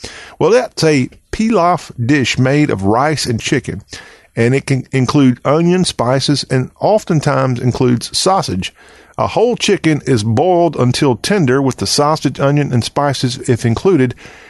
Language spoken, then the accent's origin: English; Dixie, the South, United States; Where I grew up in Dixie, we had a very active local volunteer fire department.